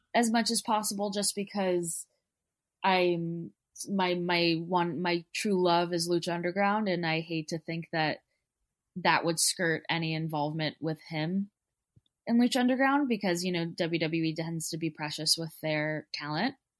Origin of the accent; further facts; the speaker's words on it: Texas, United States; I'm from Texas